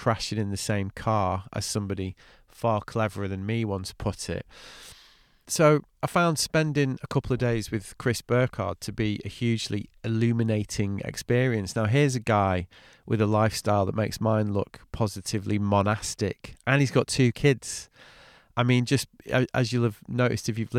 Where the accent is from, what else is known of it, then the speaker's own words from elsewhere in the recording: England, United Kingdom; also born or lived in France; I'm English.